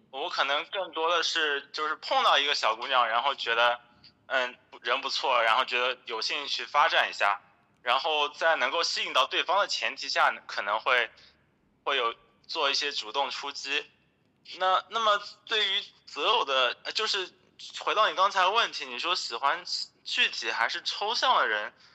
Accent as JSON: {"language": "Chinese", "town": "Hangzhou", "region": "Zhejiang", "country": "China", "tie": "born or raised there", "also_born_or_lived": "Shanghai", "moved": "as an adult", "said": "我是杭州人嘛，从小在杭州长大，然后大学的时候，呃，去了上海，毕业后呢，在上海大概工作了四年左右"}